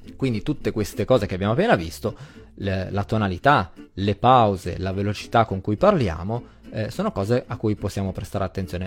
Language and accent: Italian; Emilia-Romagna, Italy; accent: Emilian; also born or lived in Abruzzo; sono nato in Abruzzo, ma, eh, ho sempre vissuto in Emilia, quindi in realtà sì, ho l'accento emiliano